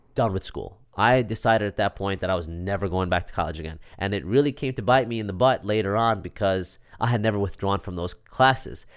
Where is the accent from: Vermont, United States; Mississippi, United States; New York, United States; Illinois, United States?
New York, United States; Syosset; also born or lived in Queens; I actually grew up in Syosset